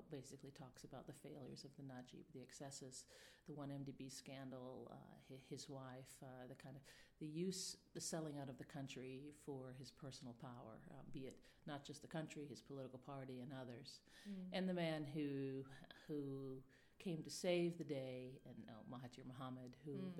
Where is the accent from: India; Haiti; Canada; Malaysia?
Malaysia; now in Rome, Italy; I'm a specialist on Malaysian politics, where I grew up from the 1980s